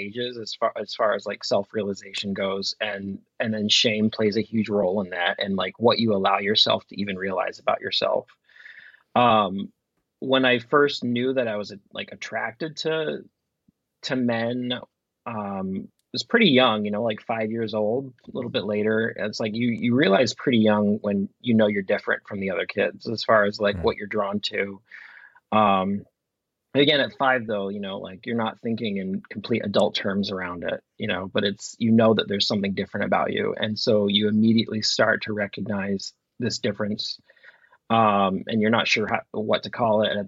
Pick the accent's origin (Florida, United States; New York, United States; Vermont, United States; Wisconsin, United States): Vermont, United States; growing up in Vermont during the gay marriage debates that happened in the late 90s